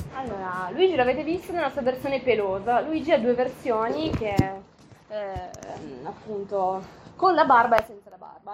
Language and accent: Italian; Liguria, Italy; moved away as an adult; now in Alta Valle Gesso, Italy; io vengo dalla Liguria, poi mi sono trasferita dieci anni fa eh, in Alta Valle Gesso